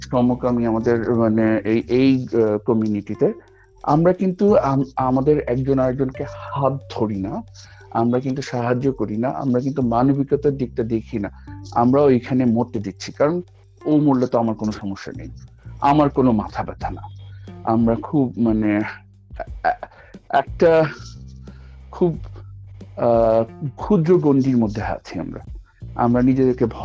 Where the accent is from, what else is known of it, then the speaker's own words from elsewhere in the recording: Bangladesh; moved away as an adult; now in Australia; আমি বাংলা ভাষা আমি বাংলাদেশের মানুষ এটা আমার বলতে কখনো খারাপ লাগে নাই এটা যখন আমি অস্ট্রেলিয়াতেও আসছি এখানে আমার কখনো ওই অস্ট্রেলিয়ান হইতে হয়নি ওদের মতো এক্সেন্টে কথা বলার দরকার লাগেনি